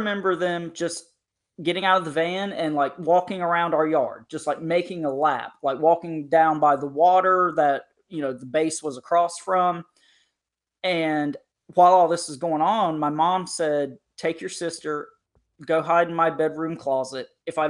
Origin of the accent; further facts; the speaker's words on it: North Carolina, United States; I grew up in Eastern North Carolina across the creek from a very large military institution.